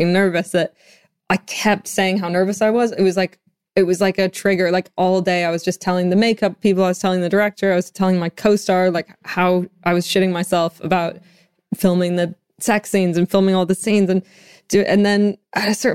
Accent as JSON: {"language": "English", "country": "Canada", "moved": "yes", "lives_now": "London, United Kingdom", "said": "I'm from Canada"}